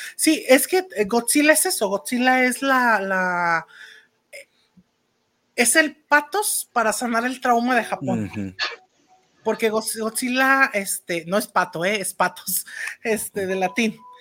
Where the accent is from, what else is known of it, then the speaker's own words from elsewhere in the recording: Mexico; lo que yo conozco como México y, como, mexicanos, como latinos